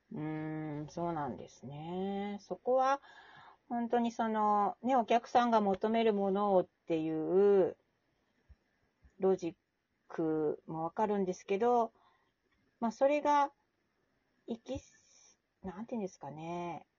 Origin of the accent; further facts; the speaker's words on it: Asahikawa, Hokkaido, Japan; 私の地元のね、小さな町の旭川